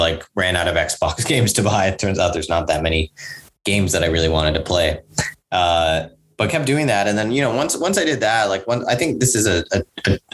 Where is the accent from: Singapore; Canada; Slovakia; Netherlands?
Singapore; also born or lived in New York, United States / India (ancestry); mostly grew up in Singapore